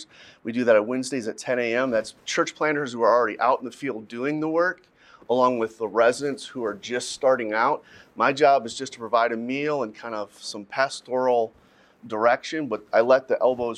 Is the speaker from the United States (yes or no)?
yes; Midwest, United States; I'm from the Midwest